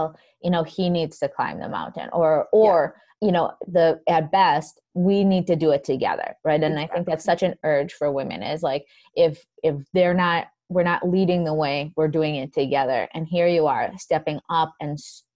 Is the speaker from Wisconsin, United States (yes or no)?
yes; Wisconsin, United States; I'm from Wisconsin, in our kind of Midwest area as well